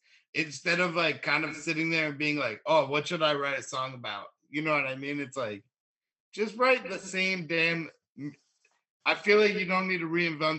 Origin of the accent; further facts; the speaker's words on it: New Jersey, United States; also born or lived in Texas; I'm from North Jersey. I grew up like right outside Newark. Like I moved around like all over North Jersey, Union, Summit.